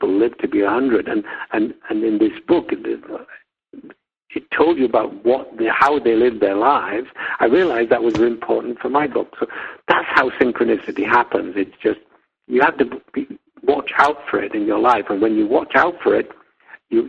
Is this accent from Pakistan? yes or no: no; England, United Kingdom; moved away as an adult; also born or lived in United States; I've been living in my original homeland in England.